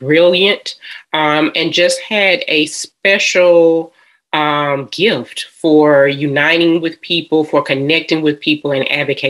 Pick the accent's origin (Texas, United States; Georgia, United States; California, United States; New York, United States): Georgia, United States; Atlanta; I am a Georgia peach. I am from Atlanta, Georgia